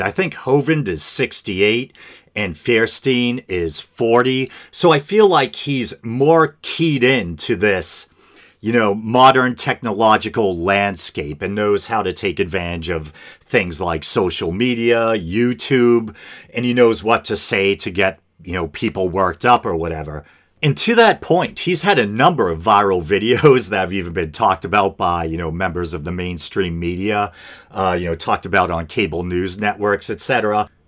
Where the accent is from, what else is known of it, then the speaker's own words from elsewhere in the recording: Boston, Massachusetts, United States; accent: Boston; I'm from the Boston area, if you couldn't tell, and I feel like we have an accent